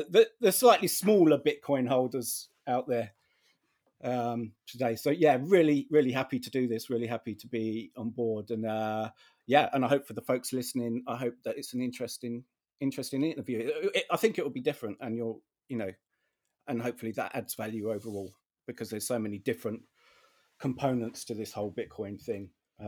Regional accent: United Kingdom; which I guess, you know, as another Brit, you would know.

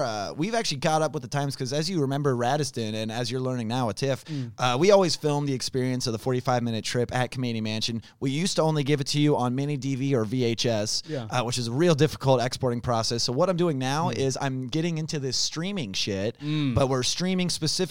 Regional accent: West Chester, Pennsylvania, United States; Because I'm from Westchester, Pennsylvania.

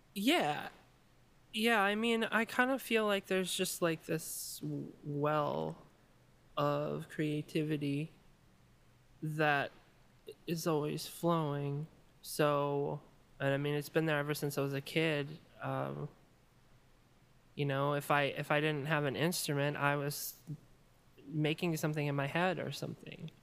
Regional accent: Maryland, United States; born or raised there; moved away as an adult; also born or lived in Chicago

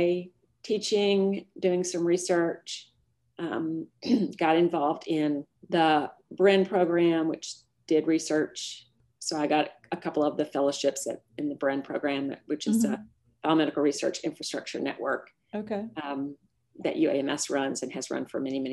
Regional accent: Little Rock, Arkansas, United States; I grew up in Little Rock, went to Central High School

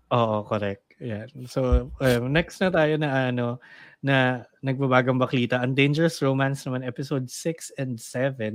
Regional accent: Philippines; as a Filipino in the community

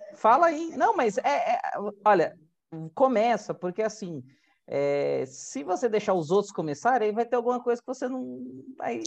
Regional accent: Santos, São Paulo, Brazil; Eu venho de Santos, né, litoral

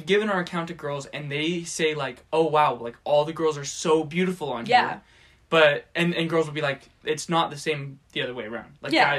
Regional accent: California, United States; now in Provo, United States; growing up in California

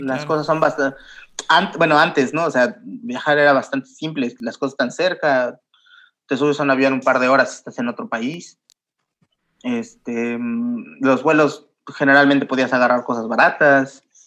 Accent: Mexico; moved away as an adult; now in Lisbon, Portugal; yo soy mexicano

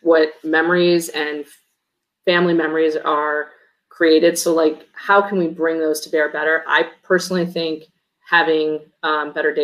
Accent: Chicago, Illinois, United States; moved away as an adult; I grew up in Chicago.

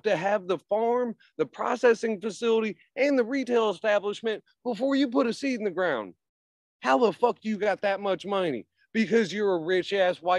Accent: Tennessee, United States; I was born and raised here.

